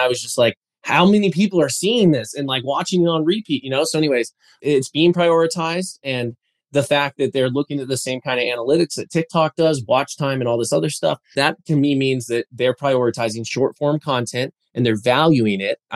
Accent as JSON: {"language": "English", "region": "Colorado", "country": "United States", "said": "I'm from Colorado after all, right?"}